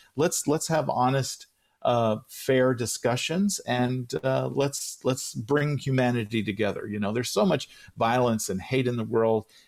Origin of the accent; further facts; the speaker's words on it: San Angelo, Texas, United States; moved away; my hometown of San Angelo, Texas